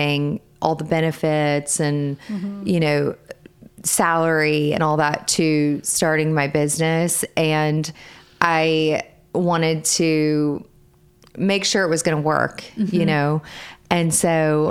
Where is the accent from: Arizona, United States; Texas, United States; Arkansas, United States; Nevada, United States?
Arkansas, United States; moved away as an adult; also born or lived in Mississippi; now in Charleston, United States; Originally, I am from Arkansas. So that is where all of my family is.